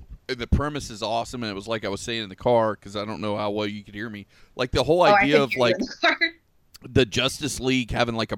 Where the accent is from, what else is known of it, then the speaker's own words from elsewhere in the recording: Polk County, Florida, United States; I was born and raised in Polk County